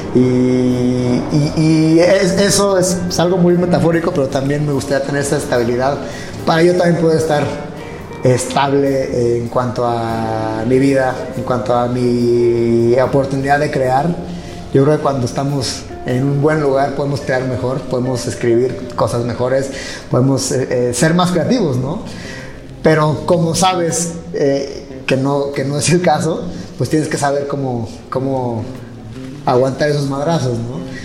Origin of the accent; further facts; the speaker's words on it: Mexico; also born or lived in United States; como latinos, como mexicanos